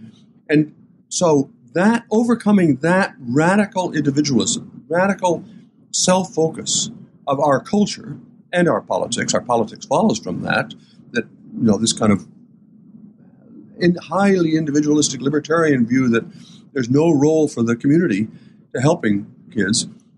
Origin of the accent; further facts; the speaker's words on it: Port Clinton, Ohio, United States; When I was growing up in Port Clinton and my parents talked about doing things for our kids here in town